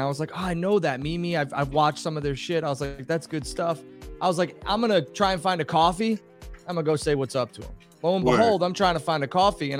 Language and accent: English; New York, United States; I'm from New York